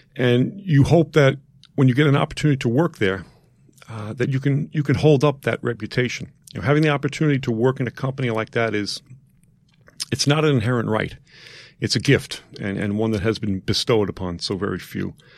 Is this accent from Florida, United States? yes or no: no; New York City, New York, United States; I grew up in Queens, uh, within the confines of, uh, Saint Teresa's Parish.